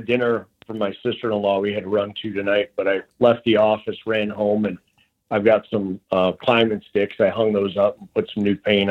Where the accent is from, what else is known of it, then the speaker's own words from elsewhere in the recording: Michigan, United States; also born or lived in Nebraska / Holland, Michigan; born and raised in Michigan here, Southern Michigan, and then moved over to the Holland area